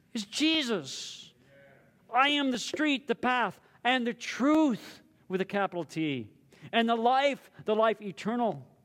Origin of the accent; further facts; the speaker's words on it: Southern California, United States; now in Hawaii, United States; I grew up in Southern California